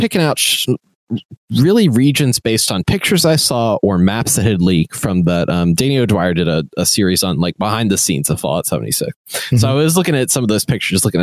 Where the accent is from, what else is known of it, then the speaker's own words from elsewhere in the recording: West Virginia, United States; also born or lived in Charleston, West Virginia; I had moved back to West Virginia, I live in Charleston, West Virginia